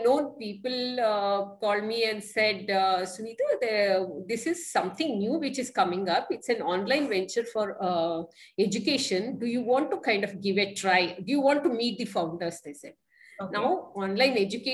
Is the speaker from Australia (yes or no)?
no; Mysore, Karnataka, India; moved away as an adult; now in Bangalore, India; I was born and brought up in Mysore